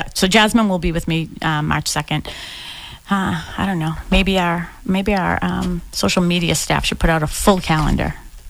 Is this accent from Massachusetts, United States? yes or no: yes; Boston, Massachusetts, United States; I grew up on Dorchester Ave, like right near Columbia Road, like Columbia and Dorchester Ave. Like it was a busy street, right?